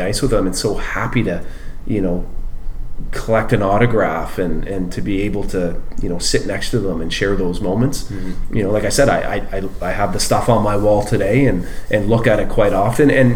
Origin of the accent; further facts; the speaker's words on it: Oshawa, Ontario, Canada; growing up in Oshawa